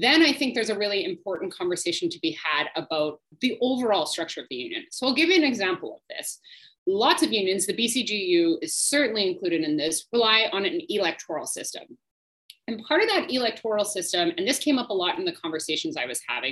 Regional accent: Saskatchewan, Canada; I grew up in Saskatchewan

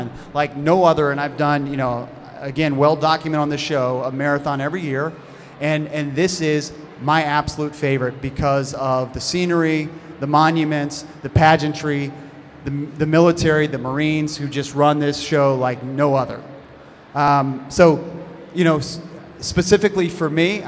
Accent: Arlington, Virginia, United States; I grew up in Arlington

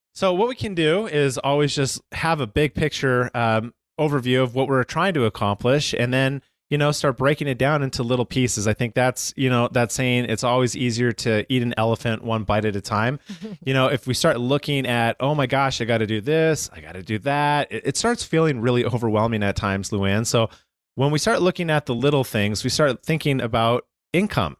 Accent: Calgary, Alberta, Canada; moved away as an adult; now in United States; I am originally from Calgary, Canada, um, moved down to the United States in two thousand six permanently and became a citizen.

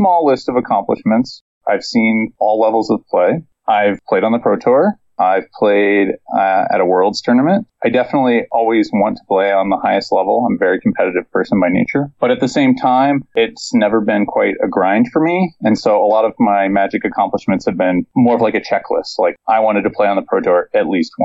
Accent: Cincinnati, Ohio, United States; I am originally from Ohio, around the Cincinnati area

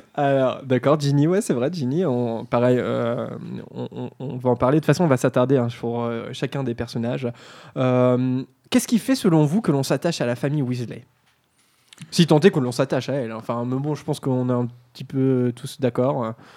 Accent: Normandy, France; on est normand, on vient de la province

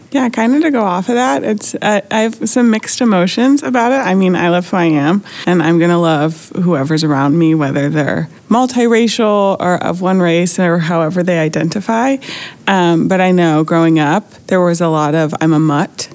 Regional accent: Buffalo, New York, United States; now in Flagstaff, United States; I live in Flagstaff, Arizona, but I'm originally from Buffalo, New York.

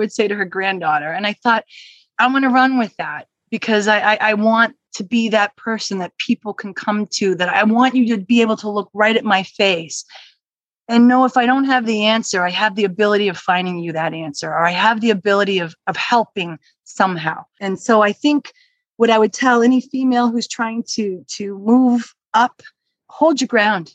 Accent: Dennis, Massachusetts, United States; also born or lived in Brookline, Massachusetts; I grew up in Dennis

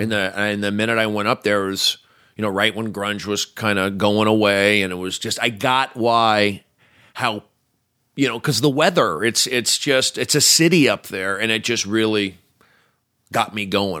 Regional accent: Los Angeles, California, United States; I grew up here

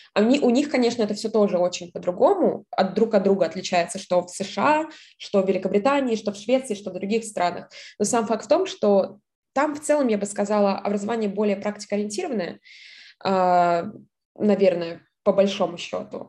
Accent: a town near Volgograd, Volgograd Oblast, Russia; moved away as an adult; also born or lived in Saint Petersburg / United States; я была родилась в городе под Волгоградом

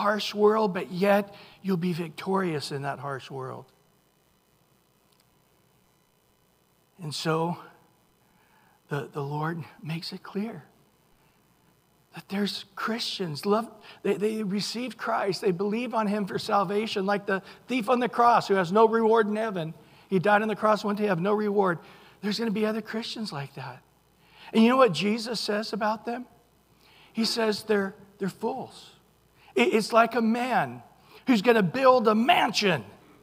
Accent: Central California, United States; I grew up in Central California. The city logo, thank you, is a oak tree. We used to go to Mooney's Grove

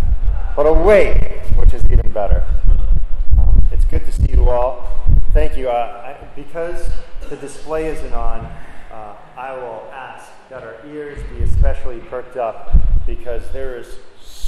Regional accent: New Jersey, United States; where I grew up in New Jersey

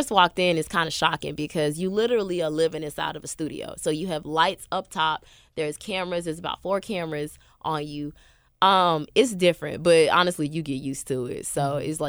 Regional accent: the South, United States; And I was like, yeah. I'm from the South. I want to show about my life.

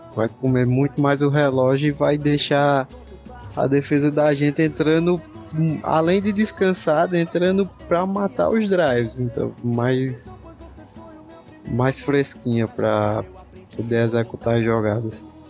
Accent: Northeast Region, Brazil; eu sou do Nordeste

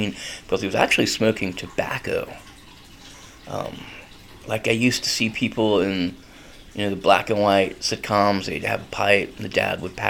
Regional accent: North Carolina, United States; now in Gainesville, United States; I grew up in North Carolina, so it would be weird if you got to school and you did not smell like cigarettes when I was growing up

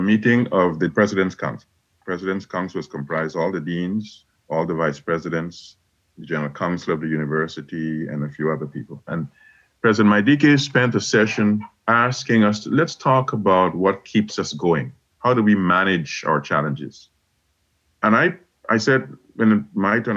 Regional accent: Guyana; now in United States; growing up in Guyana

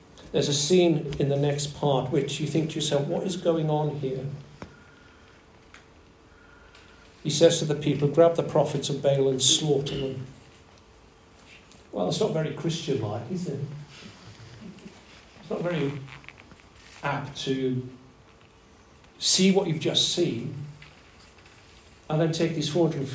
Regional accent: Wales, United Kingdom; I grew up in Wales, land of revival, land of song.

